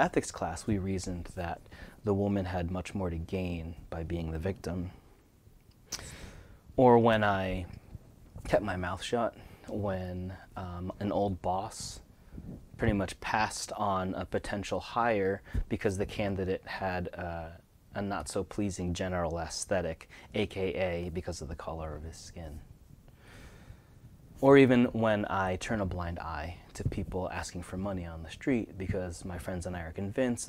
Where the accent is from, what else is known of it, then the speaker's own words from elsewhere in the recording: United States; first-generation Filipino-American son of Asian-American immigrants